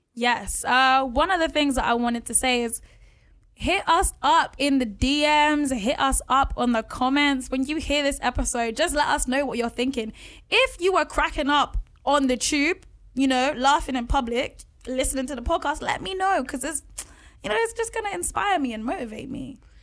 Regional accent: London, United Kingdom; also born or lived in Bath; being in an environment like Edmonton in North London

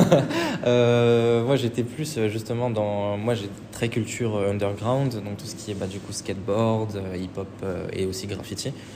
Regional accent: Saint-Étienne, Auvergne-Rhône-Alpes, France; moved away as an adult; now in Paris, France; je suis de Saint-Etienne de base

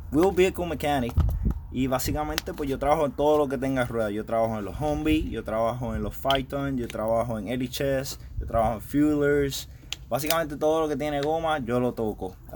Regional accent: Humacao, Puerto Rico; yo soy de Humacao, Puerto Rico, tengo 25 años, llevo 4 años en el Army

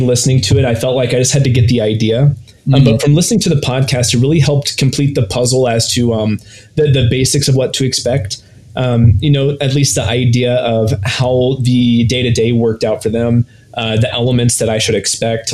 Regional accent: Ohio, United States; I grew up in Ohio

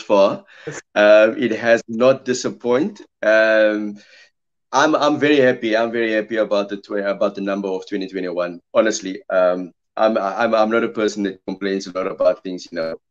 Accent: Heidelberg, Western Cape, South Africa; moved away as an adult; I grew up in Heidelberg, Cape. So it was a back and forth situation between Cape Town and Heidelberg.

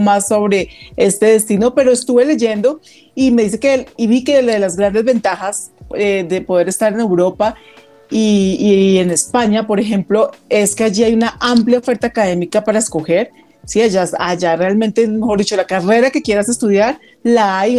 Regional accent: Bogotá, Colombia; also born or lived in Girardot; yo nací acá en Bogotá, hice casi mi primaria acá en Bogotá. Me fui a vivir a Girardot, pues con mi familia. Eh, y cuando ya llegó la época de la universidad, me regresé nuevamente a Bogotá

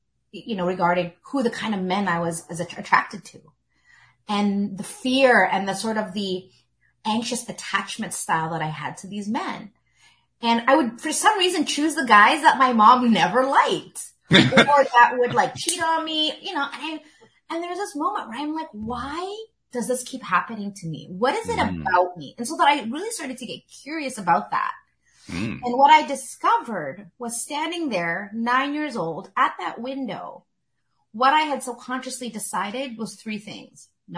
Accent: Philippines; You know, especially being Filipino, it's always like, when are you getting married?

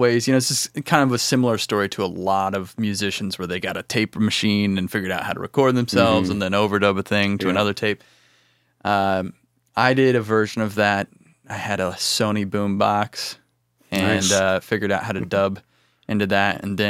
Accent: Illinois, United States; Well, I grew up in Central Illinois, and I got into music in middle school, high school

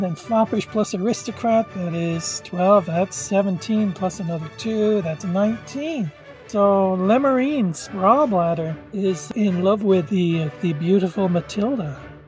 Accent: Dublin, Leinster, Ireland; I have a 6, but I'm also from Dublin.

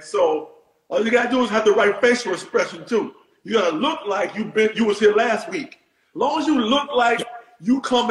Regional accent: New York City, New York, United States; growing up in New York

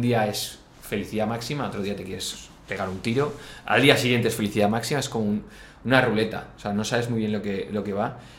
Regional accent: Valencia, Valencian Community, Spain; nosotros de Valencia

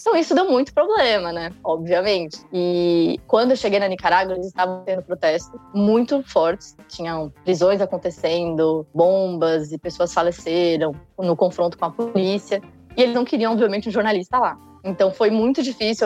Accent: São Paulo, Brazil; eu sou de São Paulo

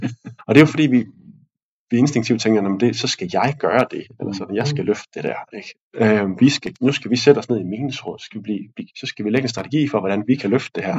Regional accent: Denmark; som danskere

